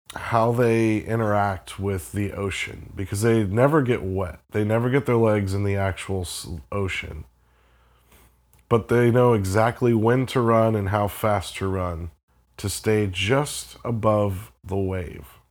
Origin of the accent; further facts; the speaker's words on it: Florida, United States; I grew up in Florida